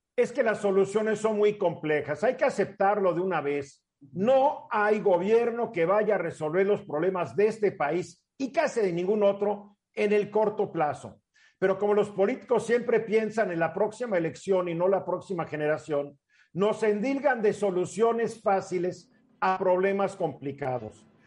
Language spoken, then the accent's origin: Spanish; Mexico; also born or lived in Cuernavaca, Morelos; como mexicanos